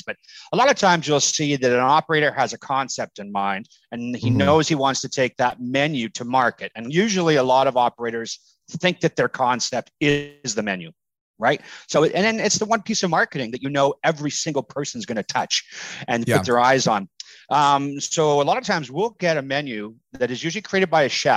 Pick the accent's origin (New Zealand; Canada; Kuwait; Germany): Canada; I'm Canadian